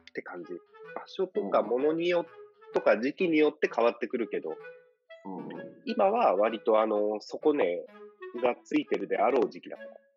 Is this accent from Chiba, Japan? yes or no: yes; Choshi, Chiba, Japan; now in Hong Kong; 僕らの地元の、僕らが通った中学校と、あと2校が併設されて